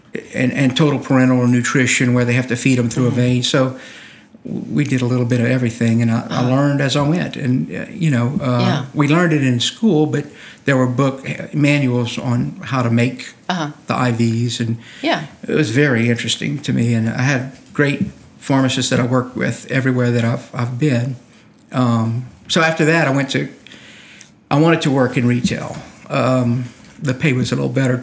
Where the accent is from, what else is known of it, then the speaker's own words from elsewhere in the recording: Eunice, Louisiana, United States; now in Lafayette, United States; I grew up in Eunice